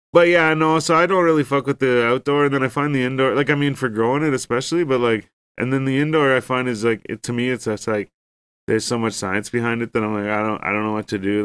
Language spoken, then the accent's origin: English; Ontario, Canada; we're from Ontario